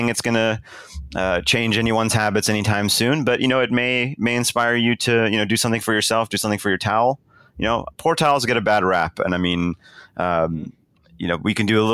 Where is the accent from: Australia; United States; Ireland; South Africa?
South Africa; moved away; I was born in South Africa.